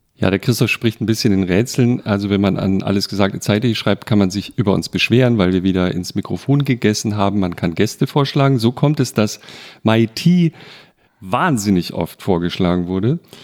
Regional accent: Bretten, Baden-Württemberg, Germany; meinem Geburtsort, also da, wo ich aufgewachsen bin, in Bretten in Baden

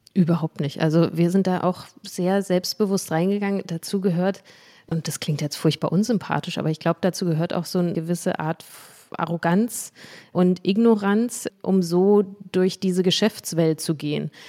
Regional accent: Berlin, Germany; in meiner Heimat in Berlin und in Marzahn

